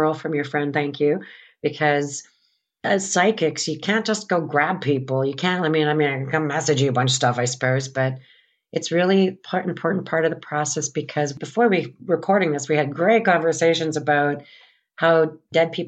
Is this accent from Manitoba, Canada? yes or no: yes; St. Anne, Manitoba, Canada; I'm from St. Anne, Manitoba, and I'm from a farm field about 5 miles sort of northwest of St. Anne